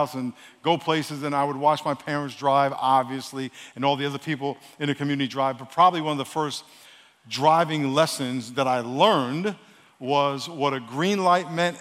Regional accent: New York, United States; now in San Diego, United States; I'm from New York, so I've been here 40 years this year

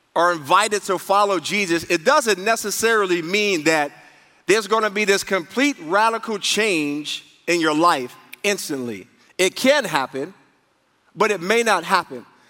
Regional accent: New York, United States; moved away; I grew up in New York, and people didn't have like people didn't have cars in New York.

